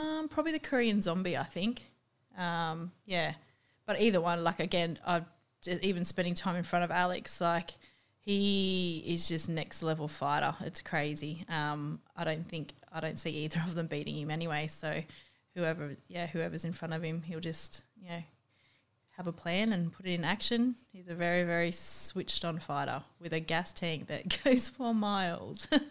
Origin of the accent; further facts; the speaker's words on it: Australia; accent: really Aussie; my accent's apparently really Aussie